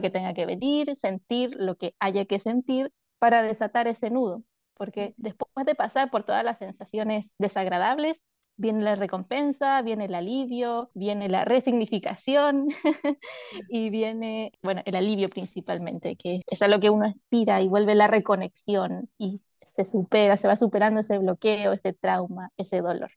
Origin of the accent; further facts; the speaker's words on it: Chile; soy de Chile